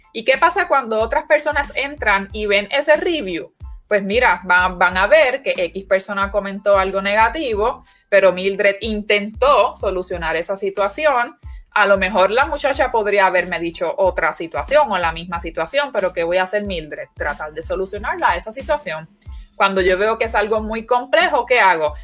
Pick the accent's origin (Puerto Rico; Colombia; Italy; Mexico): Puerto Rico; los puertorriqueños somos